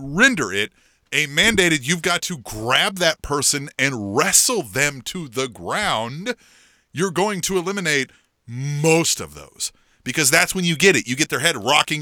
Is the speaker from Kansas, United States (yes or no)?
yes; Manhattan, Kansas, United States; I grew up in Manhattan, Kansas, and went to school there for a little bit